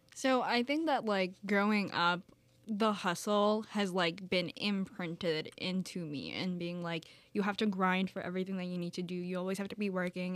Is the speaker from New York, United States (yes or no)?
yes; New York City, New York, United States; I'm from the Bronx in New York City